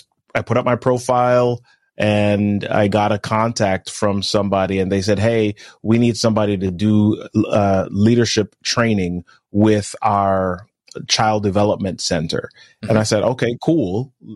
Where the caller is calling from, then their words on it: Maryland, United States; I'm in Maryland, man. Today's actually the warmest it's been in like 2 weeks.